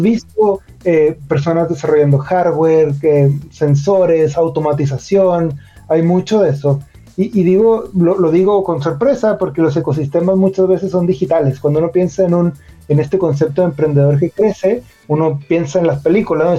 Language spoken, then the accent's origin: Spanish; Mexico; moved away as an adult; also born or lived in Monterrey, Mexico; now in Chile; soy, mexicano y yo tengo un poquito más de 10 años viviendo en ah, Chile